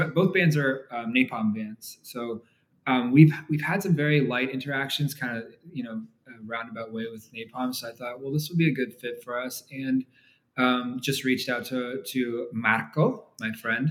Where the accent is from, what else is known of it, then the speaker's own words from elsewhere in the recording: Canada; moved away as an adult; also born or lived in Toronto; now in Argyle, United States; We live in Texas today, um, but we grew up in Canada